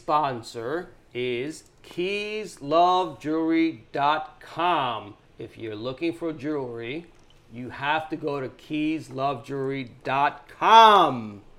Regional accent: New York City, New York, United States; I grew up in the Bronx.

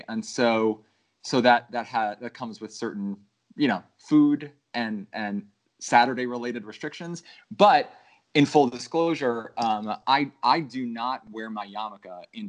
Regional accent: Florida, United States; moved away as an adult; I am from Florida originally

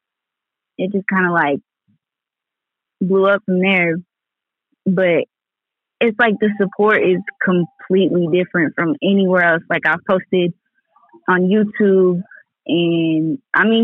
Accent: Lawton, Oklahoma, United States; I'm from Lawton, Oklahoma

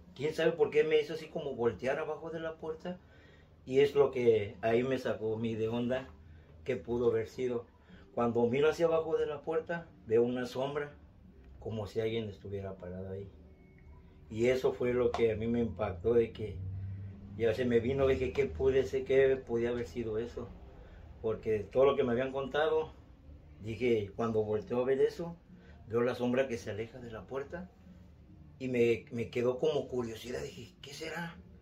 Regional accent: Mexico City, Mexico; moved away; De la Ciudad de México, soy de la Ciudad de México

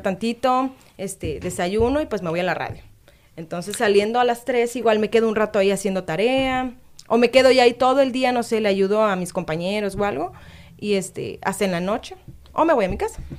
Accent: Boca del Río, Veracruz, Mexico; Soy de Veracruz, soy de Boca del Río, Veracruz

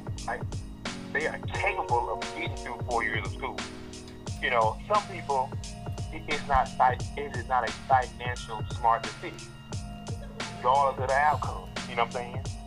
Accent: Hazlehurst, Mississippi, United States; my hometown of Hazelhurst and in my rival town of Crystal Springs.

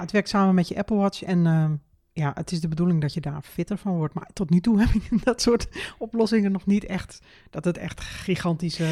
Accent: Netherlands; wij zijn Nederlanders, wij verstaan echt wel Engels

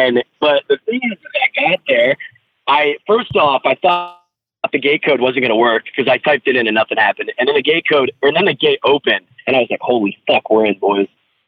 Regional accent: Binghamton, New York, United States; I drove, like, 3 hours, because I'm from Binghamton, New York

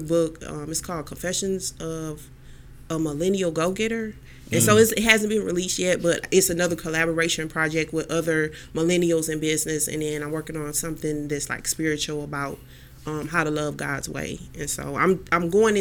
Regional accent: Houston, Texas, United States; now in Cleveland, United States; I'm from Houston, Texas

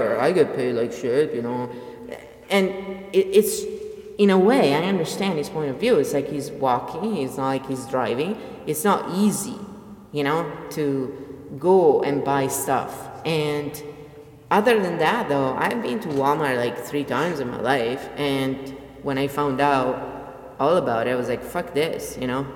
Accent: Italy; I come from Italy

